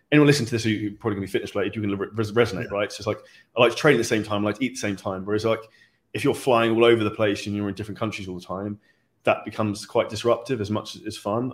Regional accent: United Kingdom; we're both British

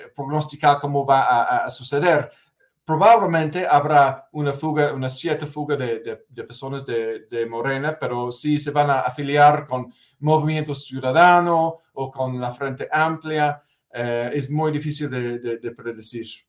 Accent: United Kingdom; Spanish is a second language; moved away; la iglesia anglicana en mi país, en, Gran Bretaña

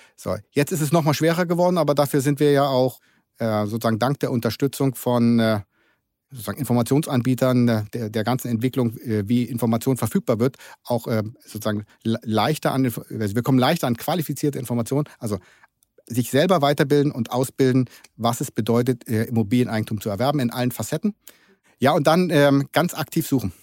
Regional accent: Germany; also born or lived in Berlin; ich bin typischer Deutscher

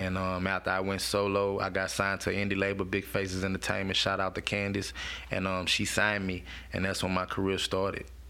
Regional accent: Baton Rouge, Louisiana, United States; I'm from Sherwood, um, a hood in Baton Rouge

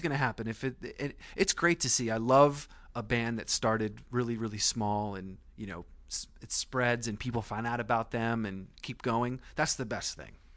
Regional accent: Vermont, United States; I grew up in Vermont.

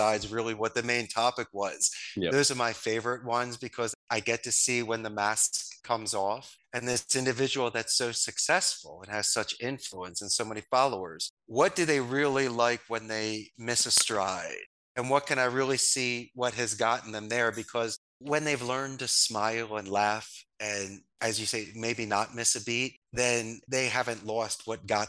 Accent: Philadelphia, Pennsylvania, United States; moved away as an adult; I'm from Northeast Philadelphia. Spanish was my second language. Moved here at 27

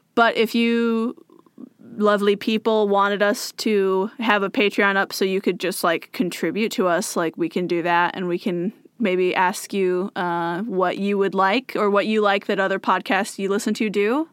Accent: Moses Lake, Washington, United States; moved away as an adult; now in Bellevue, United States; it's my hometown

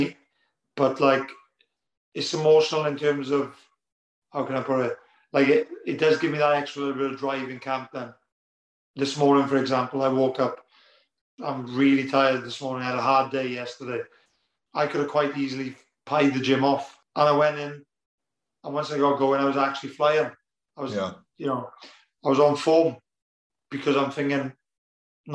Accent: near Cardiff, Wales, United Kingdom; it's in Cardiff as well, which is basically, you know, my hometown. Well, it's not far away anyway

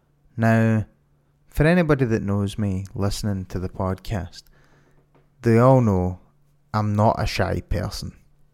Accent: Glasgow, Scotland, United Kingdom; In June, I was invited to attend a gaming event in my hometown of Glasgow called Insomnia Resonate.

